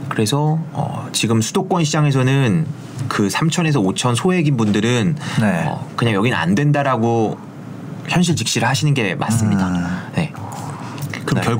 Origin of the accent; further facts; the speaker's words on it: Gangneung, Gangwon, South Korea; 출신인데 강릉도